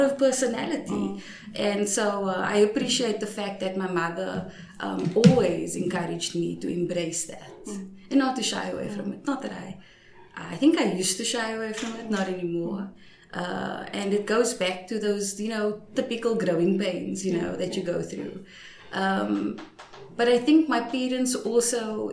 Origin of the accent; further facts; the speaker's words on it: Cape Town, Western Cape, South Africa; I'm from, for the, our international friends, from what you know as the projects. We call it the Cape Flats